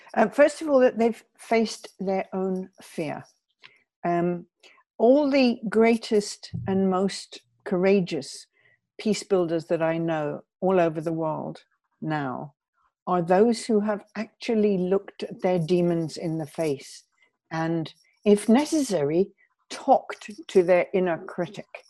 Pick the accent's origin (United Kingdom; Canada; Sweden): United Kingdom; I'm British